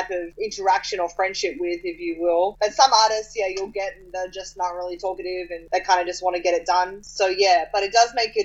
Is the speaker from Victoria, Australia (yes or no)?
no; Sydney, New South Wales, Australia; moved away as an adult; now in Los Angeles, United States; I grew up in Australia and why I'm Australian